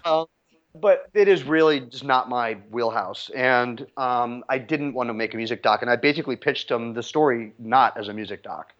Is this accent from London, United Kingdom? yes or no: yes; London, United Kingdom; I was born in London at the height of the British music scene in the mid-sixties